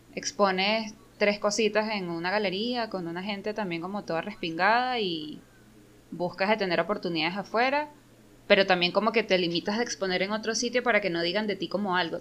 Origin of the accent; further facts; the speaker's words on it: Caracas, Capital District, Venezuela; crecí ahí